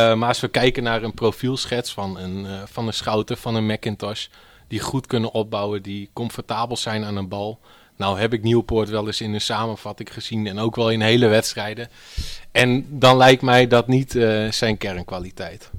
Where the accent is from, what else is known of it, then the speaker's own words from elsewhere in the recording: Stiens, Friesland, Netherlands; ik kom uit Stiens